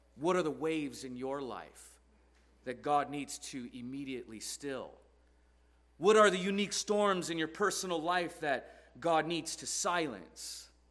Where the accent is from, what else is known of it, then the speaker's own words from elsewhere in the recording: Portland, Oregon, United States; I'm from Portland, Oregon, where it's always raining